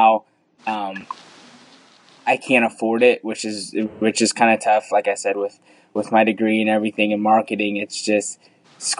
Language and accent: English; Southern Illinois, United States; also born or lived in India; I've grown up in Southern Illinois my whole life